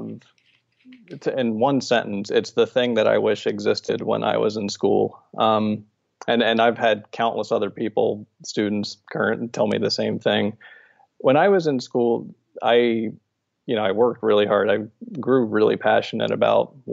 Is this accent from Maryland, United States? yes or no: yes; Maryland, United States; moved away as an adult; also born or lived in Bethany Beach, Delaware / Arlington, Virginia; I am from Maryland, born in Maryland, spent most of my life there